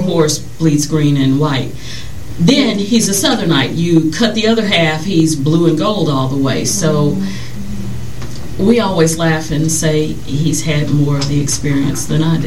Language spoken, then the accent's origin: English; Louisiana, United States; We're both from Louisiana